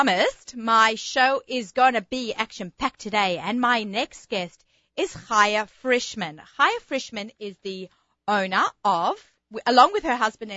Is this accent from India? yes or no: no; Australia; moved away as an adult; now in United States; growing up in Australia